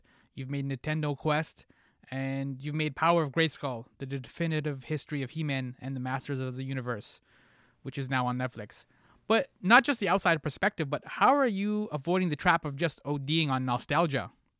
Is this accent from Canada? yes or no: yes; Canada; as Canadians, we consume a lot of American culture without being part of American culture.